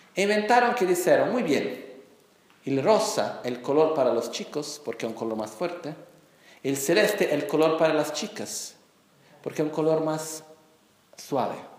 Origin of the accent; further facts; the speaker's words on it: Brazil; Spanish is a second language; yo nací como brasileño